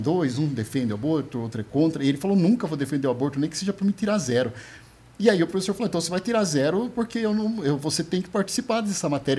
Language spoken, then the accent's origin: Portuguese; São Roque, São Paulo, Brazil; Eu sou de São Roque